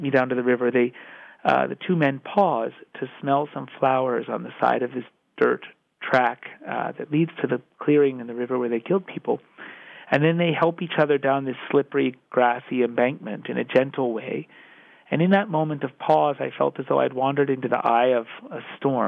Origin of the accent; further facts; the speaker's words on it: United States; I'm American